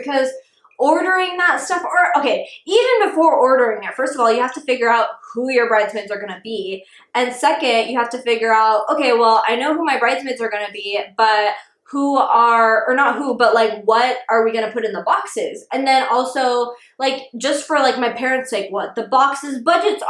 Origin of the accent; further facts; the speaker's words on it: Dallas, Texas, United States; We're from Dallas